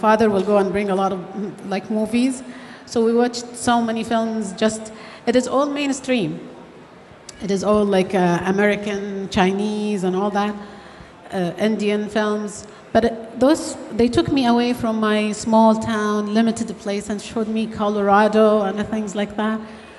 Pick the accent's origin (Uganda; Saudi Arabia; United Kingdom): Saudi Arabia; moved away as an adult; also born or lived in Australia; I grew up in Saudi Arabia in a very small town. I am one of 12 kids.